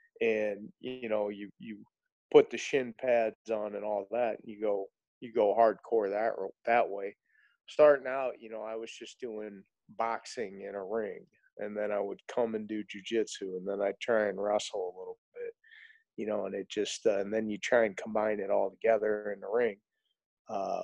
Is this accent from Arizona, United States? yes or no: no; St. Louis, Missouri, United States; I grew up in South County, born and raised in St. Louis.